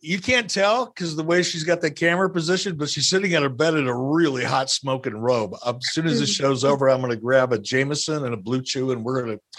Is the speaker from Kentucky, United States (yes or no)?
no; Detroit, Michigan, United States; when I was a kid growing up in Detroit